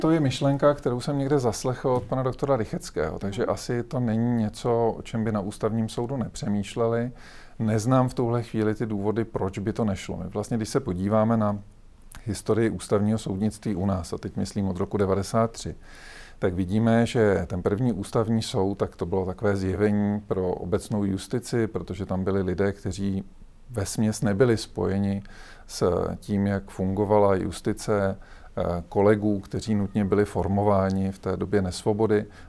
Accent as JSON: {"language": "Czech", "country": "Czechia", "said": "my jako Češi"}